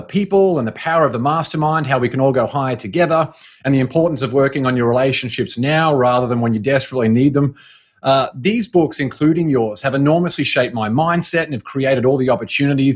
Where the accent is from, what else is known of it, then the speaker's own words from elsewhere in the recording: Brisbane, Queensland, Australia; moved away as an adult; also born or lived in Boston, United States; my hometown of Brisbane in Australia